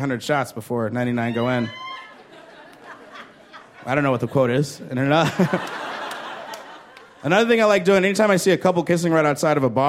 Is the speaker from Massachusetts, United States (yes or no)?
no; Chicago, Illinois, United States; I'm from Chicago